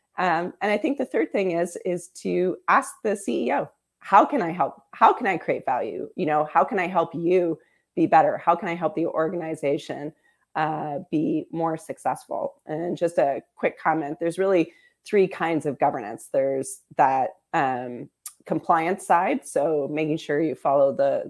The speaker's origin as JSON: {"language": "English", "town": "Windsor", "region": "Ontario", "country": "Canada", "tie": "born or raised there", "said": "growing up in Windsor, your pride as a Canadian is a special thing, right? You feel a little bit international because you grew up on the border."}